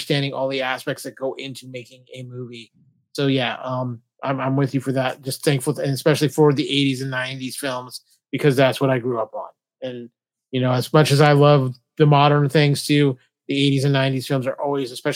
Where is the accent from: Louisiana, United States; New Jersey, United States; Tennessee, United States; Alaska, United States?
Alaska, United States; now in California, United States; where I grew up in Alaska